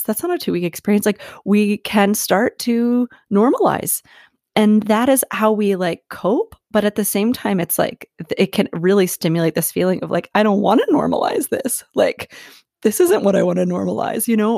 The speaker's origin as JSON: {"language": "English", "town": "Philadelphia", "region": "Pennsylvania", "country": "United States", "tie": "born or raised there", "also_born_or_lived": "Asheville, North Carolina", "moved": "as an adult", "said": "I am born and raised in Philadelphia, and I became nomadic about two and a half years ago"}